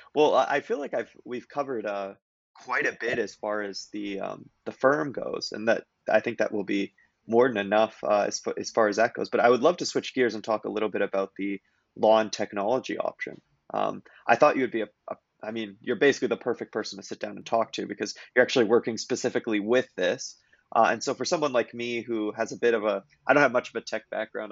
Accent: Kelowna, British Columbia, Canada; moved away; I was from Kelowna, BC

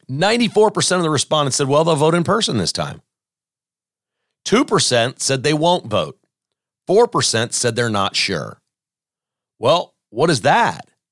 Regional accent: Kansas, United States; also born or lived in Joplin, Missouri / Lenexa, Kansas; I grew up in Kansas.

